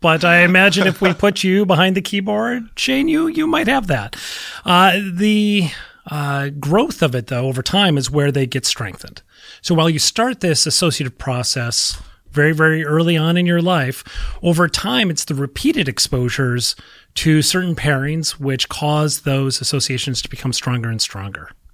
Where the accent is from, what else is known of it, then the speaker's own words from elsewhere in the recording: Minnesota, United States; I'm from Minnesota